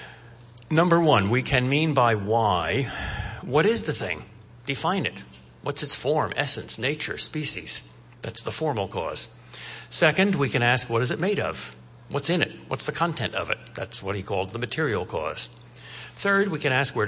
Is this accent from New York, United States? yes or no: no; Boston, Massachusetts, United States; I am from Boston.